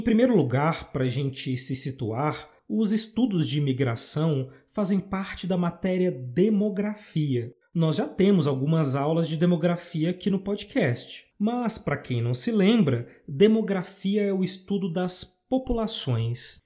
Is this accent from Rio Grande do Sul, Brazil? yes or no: no; Brasília, Federal District, Brazil; now in Minas Gerais, Brazil; Eu nasci no Distrito Federal, mas hoje eu moro em Minas Gerais